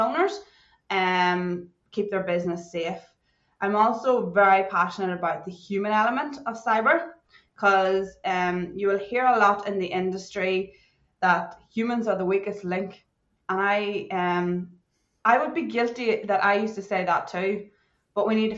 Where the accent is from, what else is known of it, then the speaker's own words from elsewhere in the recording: Ireland; moved away as an adult; now in Perth, Australia; I'm originally from Ireland, but I've been living in Australia, Western Australia, in Perth for coming up on nearly 12 years now.